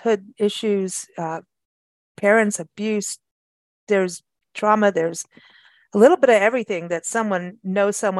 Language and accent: English; South Africa; moved away as an adult; also born or lived in England / Michigan; we grew up in South Africa together